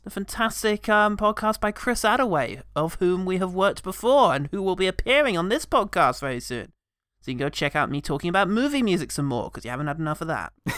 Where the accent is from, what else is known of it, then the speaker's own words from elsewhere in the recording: England, United Kingdom; I'm English